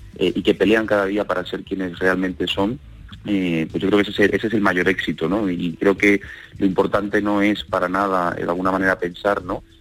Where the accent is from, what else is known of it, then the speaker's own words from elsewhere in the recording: Seville, Andalusia, Spain; moved away as an adult; now in Madrid, Spain; Yo soy sevillano viviendo en Madrid y soy una minoría ¿no? de sevillanos en Madrid.